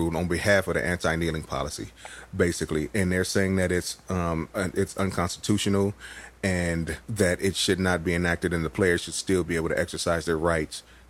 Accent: Los Angeles, California, United States; also born or lived in Colorado; I was born in Los Angeles

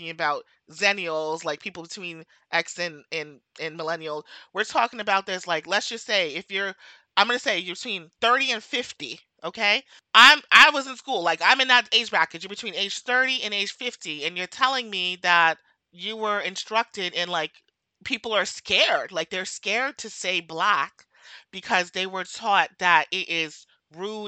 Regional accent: Brooklyn, New York, United States; also born or lived in New Jersey; I grew up in Brooklyn, okay, and in Jersey

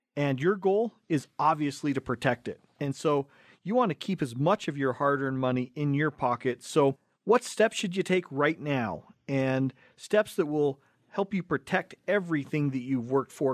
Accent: Cottonwood Heights, Utah, United States; we grew up right here in Cottonwood Heights

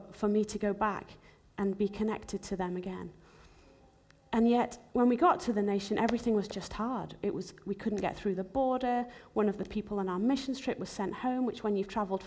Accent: Zimbabwe; moved away; also born or lived in England / America; I was actually born in Zimbabwe. It's where my whole family were from

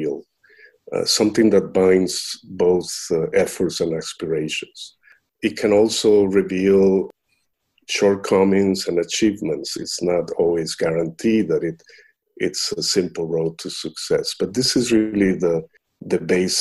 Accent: Costa Rica; moved away; I'm originally from Costa Rica

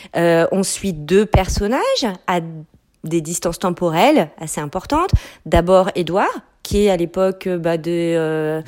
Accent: France; also born or lived in Quebec; now in Canada; en tant que Française installée au Québec depuis très longtemps

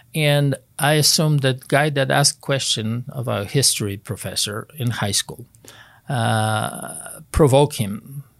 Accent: Poland; moved away as an adult; I grew up in Poland, was born and raised in Poland

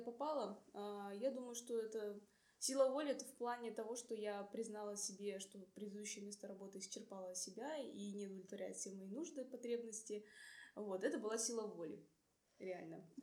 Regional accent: Irkutsk, Irkutsk Oblast, Russia; moved away as an adult; also born or lived in Buryat (ethnic); now in Saint Petersburg, Russia; я из Иркутска

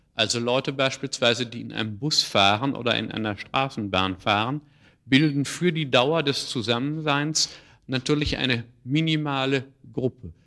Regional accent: Ruhr area, North Rhine-Westphalia, Germany; In meiner Heimat, im Ruhrgebiet, gab es in meiner Jugend viele äh, Kaninchenzüchtervereine

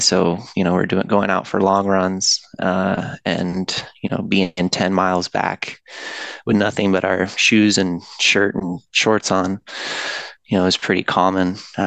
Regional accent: Washington, United States; I was born and raised in Washington State. That's where I live currently.

